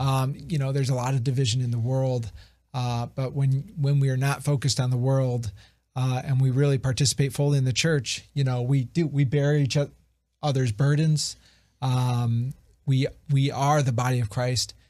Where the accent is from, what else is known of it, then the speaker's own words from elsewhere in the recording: Ohio, United States; I'm from Ohio, not, uh, from the West Coast.